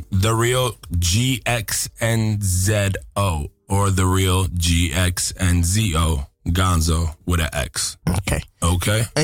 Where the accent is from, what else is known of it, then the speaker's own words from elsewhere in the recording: Yonkers, New York, United States; also born or lived in Los Angeles; I was born in Los Angeles as well, you know, and I was mm-hmm. raised in Yonkers, New York.